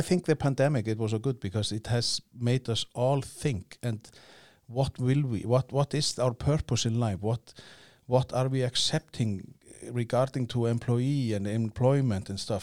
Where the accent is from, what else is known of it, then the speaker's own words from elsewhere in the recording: Iceland; I come from Iceland